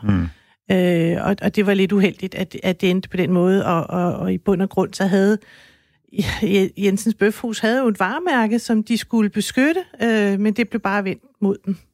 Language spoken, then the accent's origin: Danish; Denmark; jeg er dansker